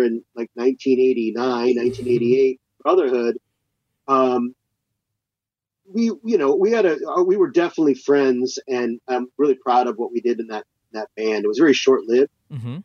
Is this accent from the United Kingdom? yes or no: no; Seattle, Washington, United States; moved away as an adult; also born or lived in Texas; now in Los Angeles, United States; I basically spent from, you know, 2 years old till I was 26 living in Seattle. So, you know, it was all my formative years and all my schooling years are all spent there